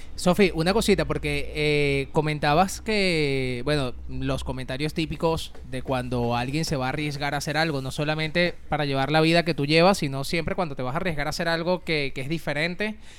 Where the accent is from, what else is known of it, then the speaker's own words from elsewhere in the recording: Venezuela; now in Madrid, Spain; vengo de Madrid, pero no soy de Madrid, soy de Venezuela